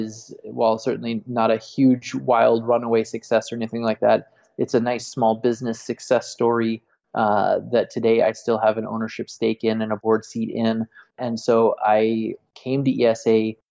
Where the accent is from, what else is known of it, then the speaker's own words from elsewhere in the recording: United States; moved away as an adult; now in Barcelona, Spain; I'm from the United States